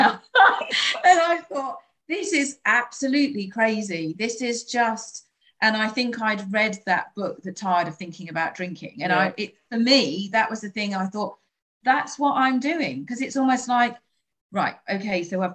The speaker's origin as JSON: {"language": "English", "country": "United Kingdom", "said": "we're British"}